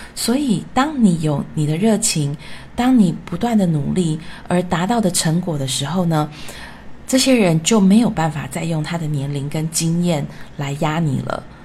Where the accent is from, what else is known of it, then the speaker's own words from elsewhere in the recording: Taiwan; moved away as an adult; also born or lived in France / United States; 我是从小在台湾长大的小孩